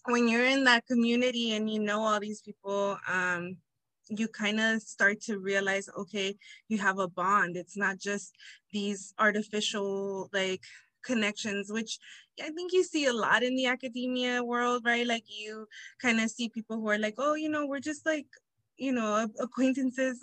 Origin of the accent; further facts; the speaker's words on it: Inglewood, California, United States; also born or lived in Humboldt State, Northern California; I was raised in Inglewood, California